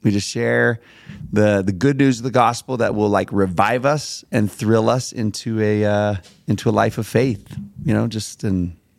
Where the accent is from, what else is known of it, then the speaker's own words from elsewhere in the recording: Smart, Texas, United States; Y'all, I'm from Smart, Texas.